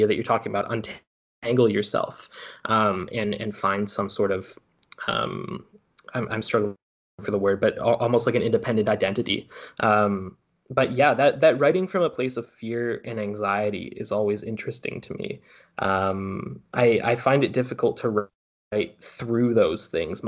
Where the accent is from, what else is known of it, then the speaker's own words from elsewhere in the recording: North Vancouver, British Columbia, Canada; I'm from North Ann